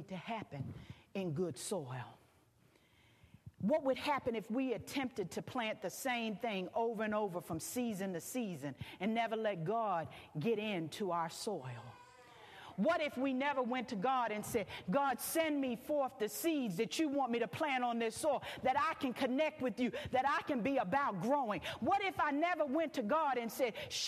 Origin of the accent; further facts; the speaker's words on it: Philadelphia, Pennsylvania, United States; moved away as an adult; now in Houston, United States; I'm from the East Coast.